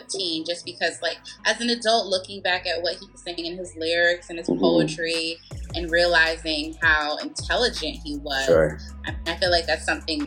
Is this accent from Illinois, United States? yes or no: no; Bridgeport, Connecticut, United States; moved away as an adult; also born or lived in Baltimore, Maryland; I grew up in Bridgeport, Connecticut, and both of my parents are from Jamaica